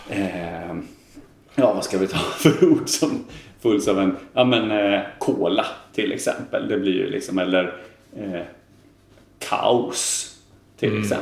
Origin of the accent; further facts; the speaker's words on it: Gothenburg, Västra Götaland, Sweden; accent: Gothenburg dialect; now in Bergslagen, Sweden; att jag pratar ju ganska göteborgsengelska. För det är ju liksom min ursprungsdialekt. Liksom, att jag pratar ganska mycket göteborgska.